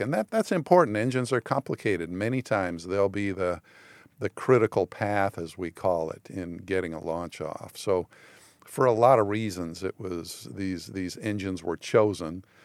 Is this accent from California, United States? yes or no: yes; San Fernando Valley, California, United States; moved away; I grew up in the San Fernando Valley